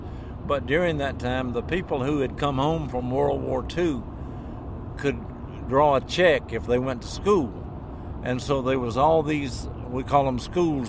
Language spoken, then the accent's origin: English; Smithville, Tennessee, United States; moved away as an adult; I was born in DeKalb County, Tennessee.